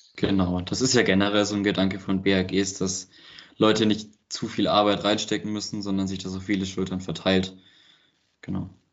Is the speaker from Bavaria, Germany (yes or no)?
yes; Trautskirchen, Bavaria, Germany; now in Berlin, Germany; ich sitze gerade in Trautskirchen, nennt sich das. Das ist das kleine Dorf, wo ich herkomme